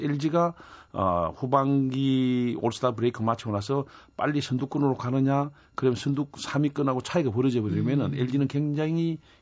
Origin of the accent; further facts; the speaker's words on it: Busan, South Korea; 저도 부산 출신입니다만